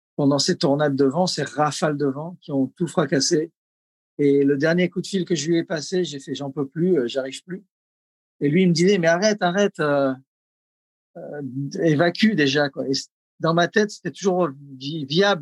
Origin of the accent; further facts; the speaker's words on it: south-east France, France; also born or lived in Los Angeles, United States / Lahaina, Maui, United States; now in Maui, United States; Je suis d'origine euh, du sud-est de la France